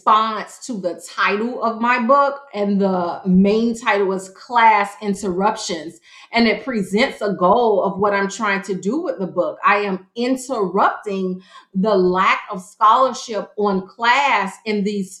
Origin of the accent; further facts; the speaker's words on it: Miami, Florida, United States; moved away; I was born and raised in Miami, Florida